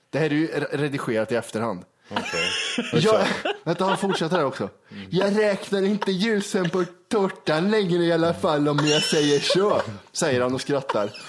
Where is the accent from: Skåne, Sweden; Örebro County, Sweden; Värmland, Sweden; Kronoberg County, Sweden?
Värmland, Sweden; Karlstad; born there; mamma sa att jag är född i Karlstad.